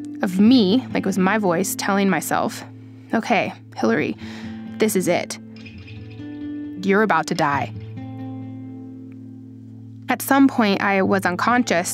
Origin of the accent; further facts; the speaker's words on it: Colorado, United States; I live in Boulder, Colorado. I grew up in Colorado